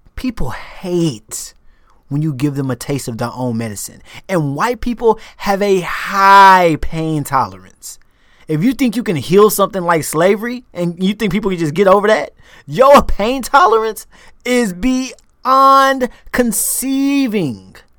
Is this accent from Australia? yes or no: no; United States; moved away as an adult